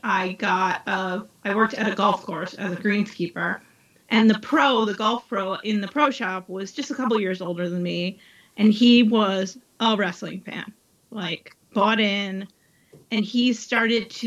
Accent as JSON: {"language": "English", "region": "East Coast", "country": "United States", "tie": "born or raised there", "moved": "as an adult", "said": "I was raised on the East Coast"}